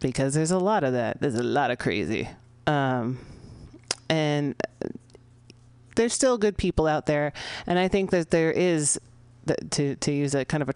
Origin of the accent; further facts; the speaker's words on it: San Francisco, California, United States; broadcasting live here in the Mission District of San Francisco, my hometown